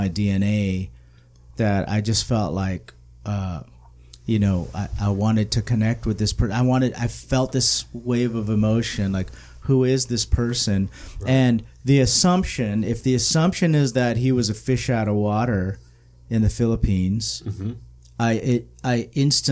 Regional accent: Southern California, United States; I grew up in Southern California.

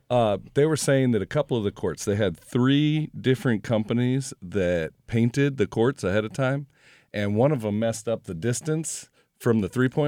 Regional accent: St. Louis, Missouri, United States; Uh, I grew up here in St. Louis

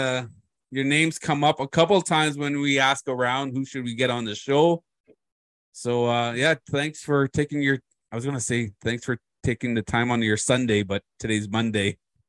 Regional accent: Moose Cree, Ontario, Canada; I'm from Moose Cree. It's my home res.

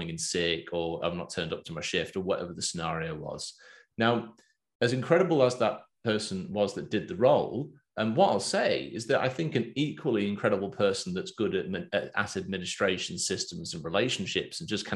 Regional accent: England, United Kingdom; accent: Pommy; moved away as an adult; now in Australia; I've got my Pommy accent. I sound like an Englishman. Been there 12 years now.

